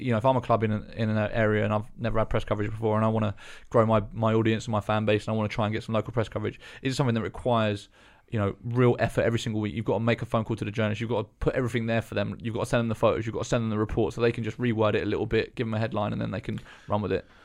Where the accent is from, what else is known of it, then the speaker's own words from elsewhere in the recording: Eastbourne, South East England, United Kingdom; I grew up in Eastbourne, which is very small as well.